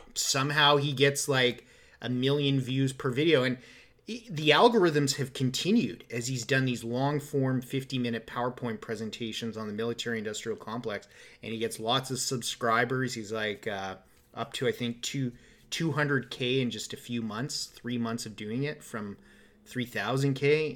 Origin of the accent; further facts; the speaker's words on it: Canada; we're Canadian